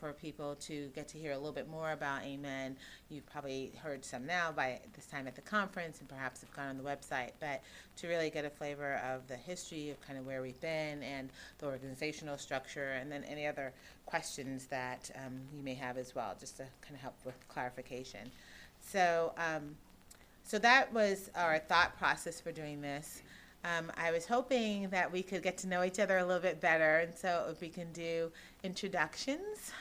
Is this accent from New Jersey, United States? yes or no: no; New York, United States; now in Connecticut, United States; I am from Connecticut, although I'm originally from New York